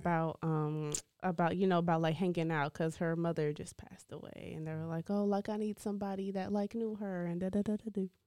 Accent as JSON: {"language": "English", "town": "Lancaster", "region": "Texas", "country": "United States", "said": "Lancaster is, like, where I'm from."}